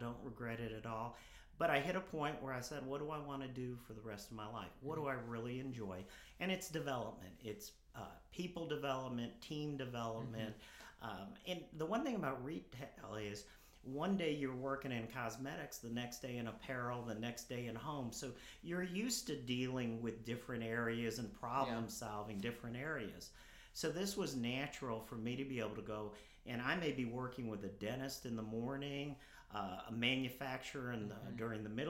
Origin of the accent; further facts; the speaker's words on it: Harrison, Arkansas, United States; Originally from Harrison, Arkansas, probably okay. is the place I would say home was.